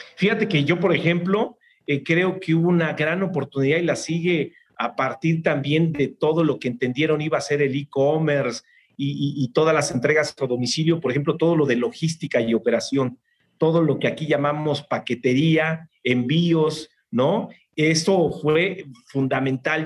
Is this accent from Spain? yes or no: no; Mexico